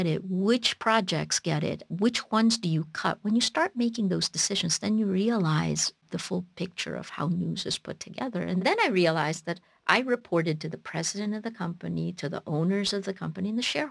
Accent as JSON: {"language": "English", "town": "Toms River", "region": "New Jersey", "country": "United States", "tie": "born or raised there", "also_born_or_lived": "Philippines", "second_language": "English"}